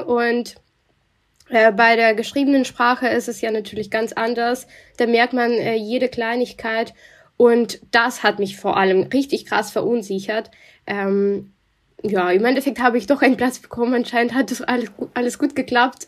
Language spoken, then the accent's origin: German; Russia; accent: Russian; German is a second language; moved away as an adult; now in Germany; ich bin in Russland auch geboren und aufgewachsen